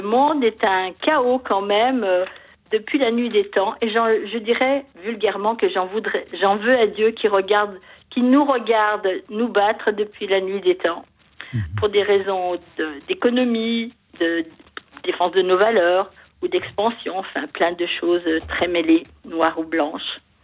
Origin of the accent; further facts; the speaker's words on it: France; j'aime mon pays parce que j'ai la chance d'y être née